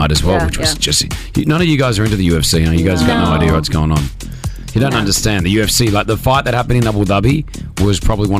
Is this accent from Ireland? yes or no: no; Australia; accent: Australian; now in Dubai, United Arab Emirates